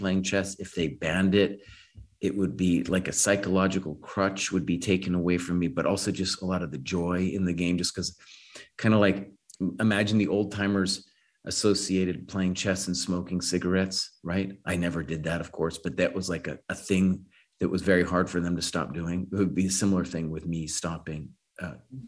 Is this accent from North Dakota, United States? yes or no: no; Santa Fe, New Mexico, United States; I grew up in Santa Fe